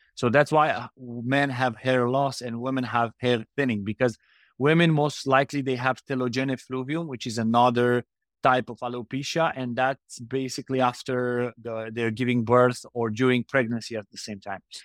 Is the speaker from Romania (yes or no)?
yes; Romania; now in Indonesia; We are from Romania, so very close to Ukraine